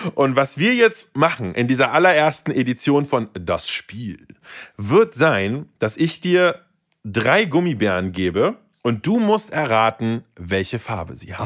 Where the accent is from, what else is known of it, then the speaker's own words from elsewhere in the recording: Berlin, Germany; also born or lived in Saint Petersburg, Russia; ich bin aufgewachsen in Berlin. Also, ich sage mal gerne, seit ich denken kann, bin ich in Berlin